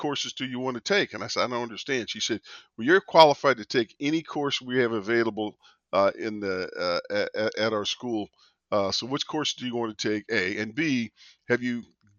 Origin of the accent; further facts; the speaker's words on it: Vallejo, California, United States; I was born in Vallejo, California.